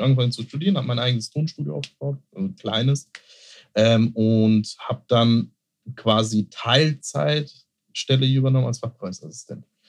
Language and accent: German; Mörfelden-Walldorf, Hesse, Germany; in Fällen Waldorf, wo ich groß geworden bin, in der Doppelstadt